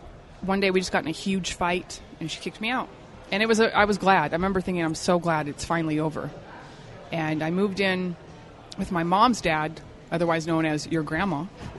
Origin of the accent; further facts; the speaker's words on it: Salt Lake City, Utah, United States; We grew up in Section 8 houses.